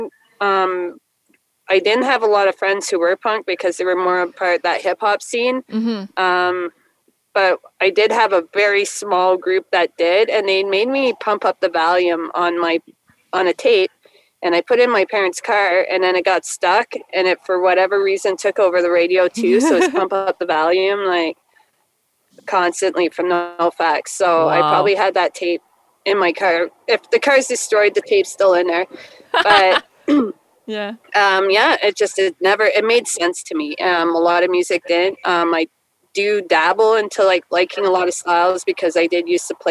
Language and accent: English; way up north close to the Arctic Circle, Northern Canada, Canada; I'm from Canada too, and I actually grew up way up north, close to the Arctic Circle